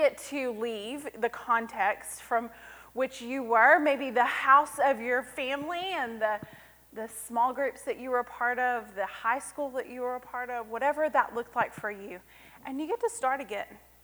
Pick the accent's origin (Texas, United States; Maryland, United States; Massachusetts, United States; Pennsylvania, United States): Texas, United States; Cleburne; horticulture major from Cleburne, Texas